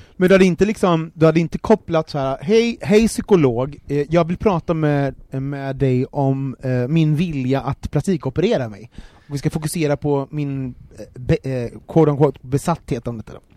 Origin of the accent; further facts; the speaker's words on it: Gothenburg, Västra Götaland, Sweden; jag är uppvuxen i orten i Göteborg